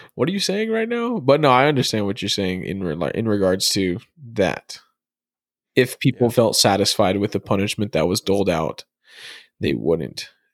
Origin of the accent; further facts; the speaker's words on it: Arizona, United States; I'm from Arizona